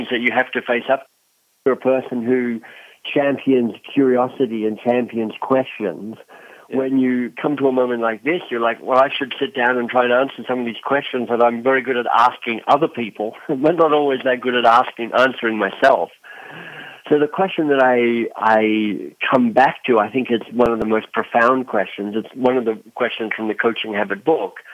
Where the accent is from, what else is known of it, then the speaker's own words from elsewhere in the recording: Australia; moved away as an adult; also born or lived in Oxford, United Kingdom / London, United Kingdom / Boston, United States; now in Toronto, Canada; I'm Australian